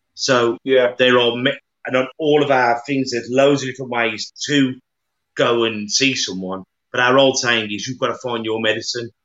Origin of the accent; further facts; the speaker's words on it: Black Country, West Midlands, United Kingdom; accent: yam yam; we're yam yams from the Black Country